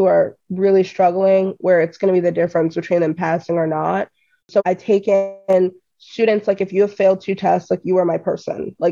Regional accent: Columbia, Maryland, United States; I'm from Columbia, Maryland, in the middle of DC and Baltimore

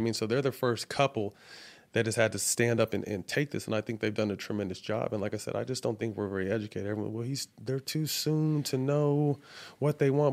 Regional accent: Sacramento, California, United States; now in Los Angeles, United States; Seven Leaves up in Sacramento in my hometown

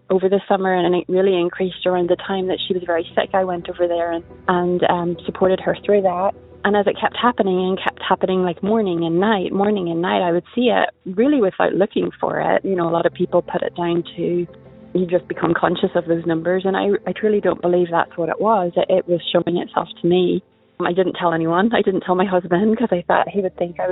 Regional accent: Northern Ireland, United Kingdom; now in Indiana, United States; I'm from Northern Ireland, but I live in Indiana

